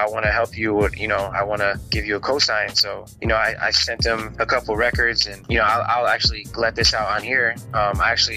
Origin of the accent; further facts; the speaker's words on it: New Haven, Connecticut, United States; I grew up in New Haven, Connecticut